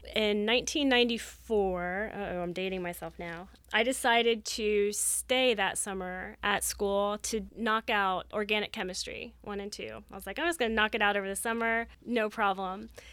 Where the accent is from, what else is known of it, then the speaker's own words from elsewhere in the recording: Ohio, United States; moved away as an adult; also born or lived in Florida; I grew up in Ohio